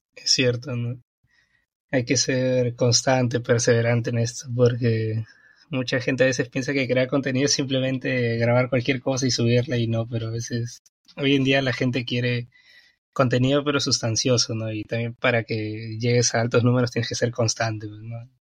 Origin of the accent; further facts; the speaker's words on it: Peru; yo soy de Perú y mm. pues aquí en Perú hoy día es feriado